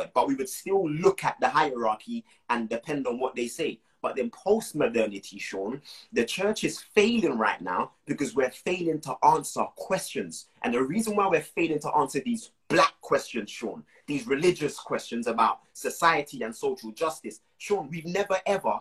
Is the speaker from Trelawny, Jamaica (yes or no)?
no; Moore Town, Portland, Jamaica; where I'm from in Jamaica